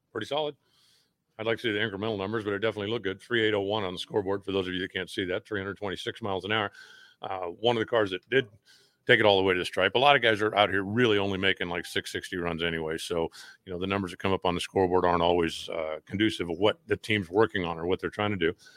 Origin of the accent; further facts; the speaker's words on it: Phoenix, Arizona, United States; go to Phoenix for my hometown NASCAR race